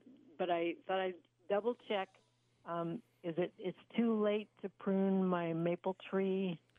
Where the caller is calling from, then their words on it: Beatrice, Nebraska, United States; I'm calling from Beatrice.